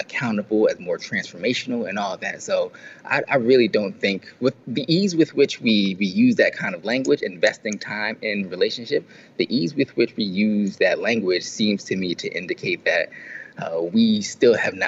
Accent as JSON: {"language": "English", "town": "Philadelphia", "region": "Pennsylvania", "country": "United States", "tie": "born or raised there", "said": "the people I grew up around in Philly"}